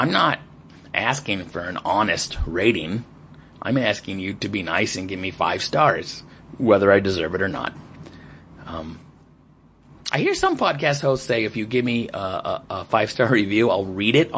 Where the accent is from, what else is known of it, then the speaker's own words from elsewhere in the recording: United States; as an American in Pakistan